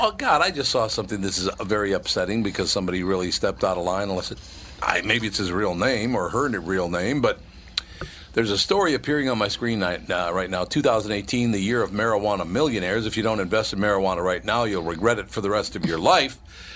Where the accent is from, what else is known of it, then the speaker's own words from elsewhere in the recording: Texas, United States; when I was a boy growing up in Texas, people don't know this